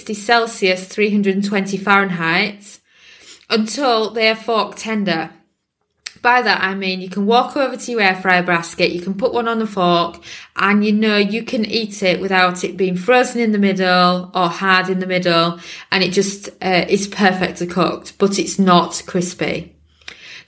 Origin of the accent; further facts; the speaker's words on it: United Kingdom; me being British